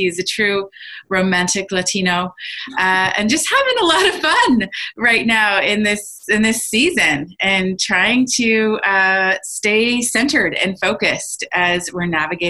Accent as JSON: {"language": "English", "town": "Surrey", "region": "British Columbia", "country": "Canada", "said": "I'm from Surrey, British Columbia. I am coming to you from my office."}